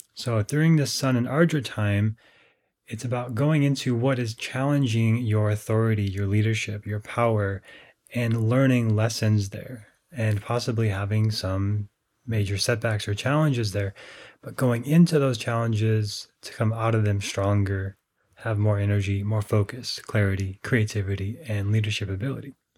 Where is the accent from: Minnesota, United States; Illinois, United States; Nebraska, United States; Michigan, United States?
Minnesota, United States; I grew up in Minnesota